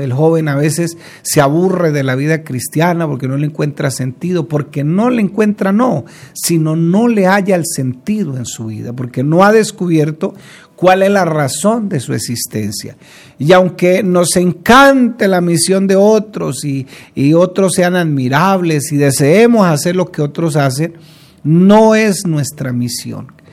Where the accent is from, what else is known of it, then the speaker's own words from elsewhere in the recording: Colombia; como decimos popularmente aquí en Colombia